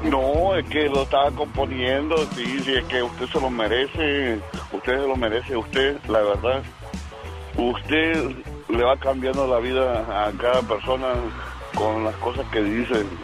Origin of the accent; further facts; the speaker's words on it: Mexico; moved away; Un día salí de México y México no salió de mí.